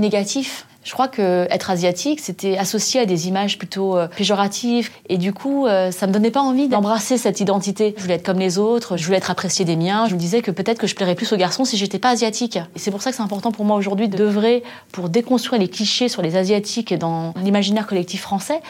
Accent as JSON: {"language": "French", "country": "France", "tie": "born or raised there", "said": "je suis née en France, j'ai grandi en France"}